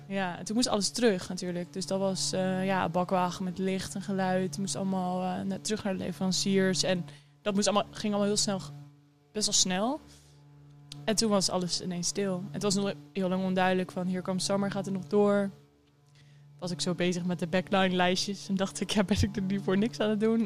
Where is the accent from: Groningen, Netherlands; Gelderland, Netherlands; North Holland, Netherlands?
Gelderland, Netherlands; Harderwijk; ik kom uit Harderwijk. Ehm, daar ben ik opgegroeid.